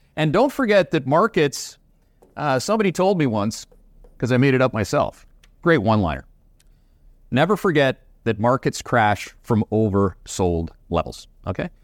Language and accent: English; Canada; accent: Canadian; that's with my Canadian accent